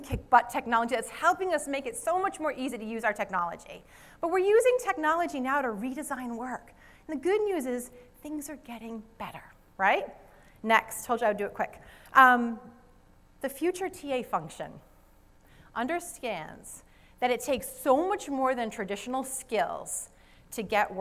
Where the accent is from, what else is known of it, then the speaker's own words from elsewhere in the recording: Rhode Island, United States; accent: Rhode Island; my Rhode Island accent